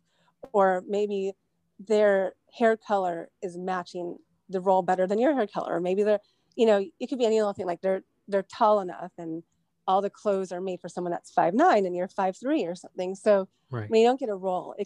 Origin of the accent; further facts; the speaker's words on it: Westlake Village, California, United States; I was born in Westlake Village, and that's where I grew up